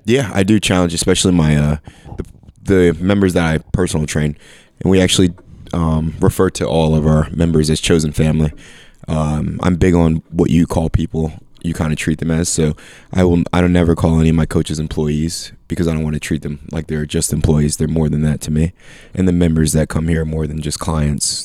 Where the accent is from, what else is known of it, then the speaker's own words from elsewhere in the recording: Bethlehem, Pennsylvania, United States; moved away as an adult; also born or lived in Philadelphia area; I grew up in Bethlehem